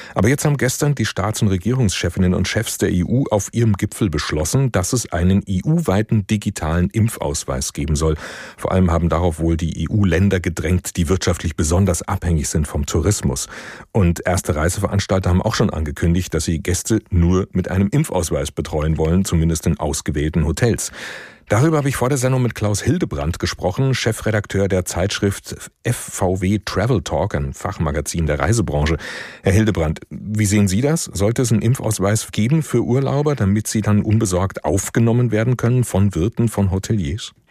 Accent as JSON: {"language": "German", "country": "Germany", "said": "bei uns in Deutschland"}